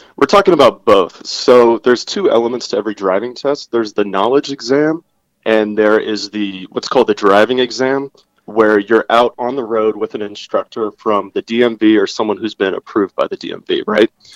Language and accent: English; Virginia, United States; my home state of Virginia